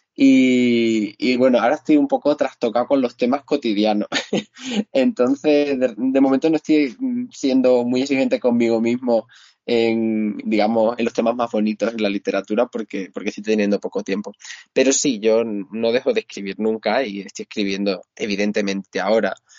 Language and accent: Spanish; Extremadura, Spain; now in Cáceres, Spain; mirador de la pregonera, ¿no? En lo alto de, mi pueblo